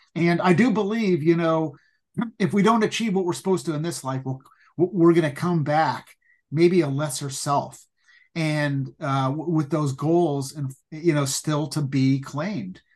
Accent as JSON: {"language": "English", "town": "Pasadena", "region": "California", "country": "United States", "tie": "born or raised there", "said": "growing up in Pasadena"}